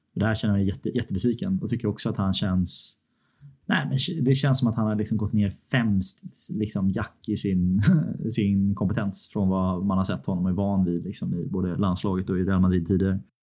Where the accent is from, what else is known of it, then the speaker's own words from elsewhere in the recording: Sweden; som svensk